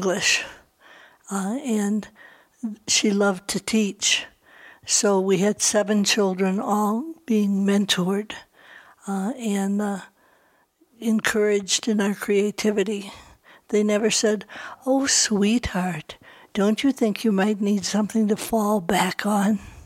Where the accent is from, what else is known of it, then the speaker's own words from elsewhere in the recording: Libertyville, Illinois, United States; now in Santa Fe, United States; I grew up in Libertyville, Illinois